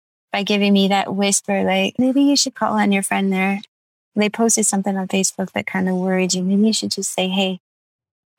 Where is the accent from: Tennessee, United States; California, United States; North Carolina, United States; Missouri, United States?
California, United States; Redlands; Redlands is my hometown